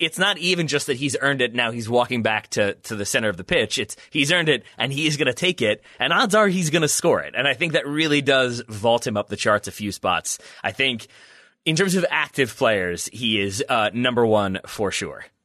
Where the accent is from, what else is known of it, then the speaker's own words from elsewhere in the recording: United States; as an American